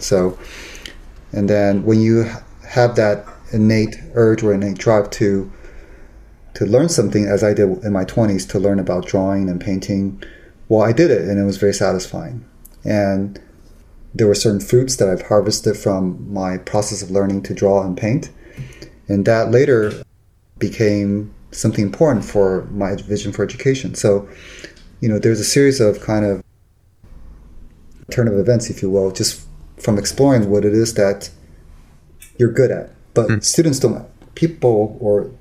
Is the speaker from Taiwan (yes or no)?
yes; Taiwan; moved away; also born or lived in Los Angeles / San Francisco; I grew up in Taiwan, and then later I lived in Los Angeles, and then later in San Francisco.